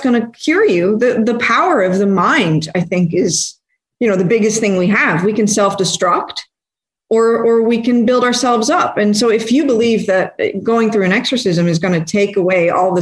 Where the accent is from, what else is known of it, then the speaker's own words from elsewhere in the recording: Netherlands; I'm from Holland, and this is a very secular country, so I didn't really grow up with any religion